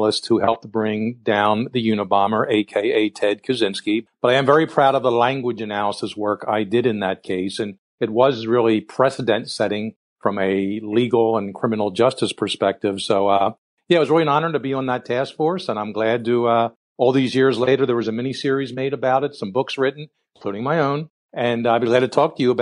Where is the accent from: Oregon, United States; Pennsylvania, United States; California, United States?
Pennsylvania, United States; Philadelphia; I grew up in Philadelphia